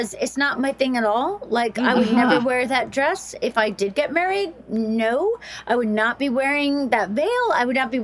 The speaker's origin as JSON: {"language": "English", "region": "the South", "country": "United States", "tie": "born or raised there", "said": "I grew up in the South"}